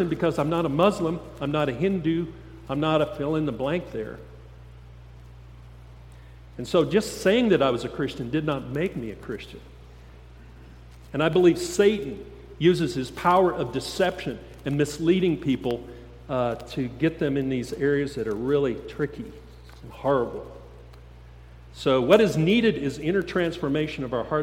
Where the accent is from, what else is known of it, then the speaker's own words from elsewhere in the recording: Steamboat Springs, Colorado, United States; I grew up in Steamboat Springs a long time ago